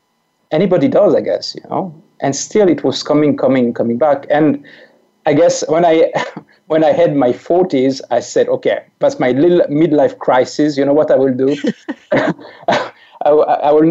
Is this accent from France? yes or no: yes; France; accent: French; English is a second language; I'm French. So this weird accent that your listeners may hear is a French accent